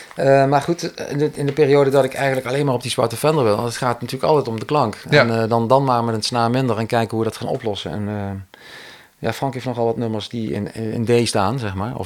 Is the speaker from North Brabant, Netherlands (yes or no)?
yes; Cuijk, North Brabant, Netherlands; ik kom natuurlijk uit Kuik, dus daar had je een muziekschool